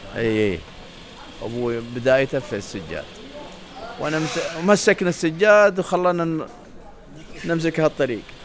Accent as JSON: {"language": "Arabic", "country": "Saudi Arabia", "said": "عندنا في السعوديه"}